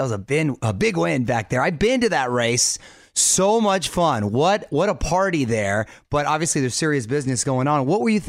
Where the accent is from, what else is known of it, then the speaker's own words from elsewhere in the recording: San Diego, California, United States; My hometown of San Diego